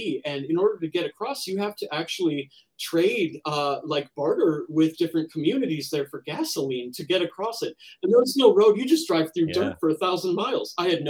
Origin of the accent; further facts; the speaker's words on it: United States; As an American